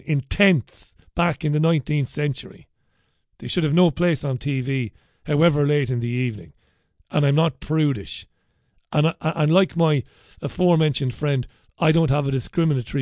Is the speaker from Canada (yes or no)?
no; Ireland; now in United Kingdom; I'm an immigrant. I am. I'm an Irishman. Proud Irishman. I'm Irish to my bone marrow.